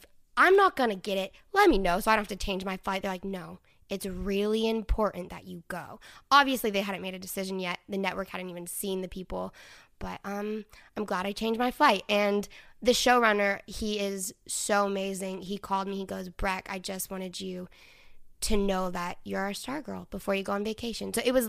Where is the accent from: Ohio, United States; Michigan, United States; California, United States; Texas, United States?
Texas, United States; Dallas; Yeah, I'm from Dallas.